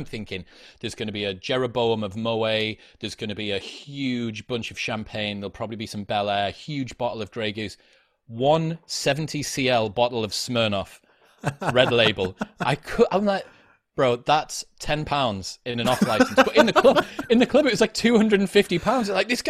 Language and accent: English; Stockton, North East England, United Kingdom; I'm from Stockton originally, which is like a town famous only for having the highest teen pregnancy rate in the UK.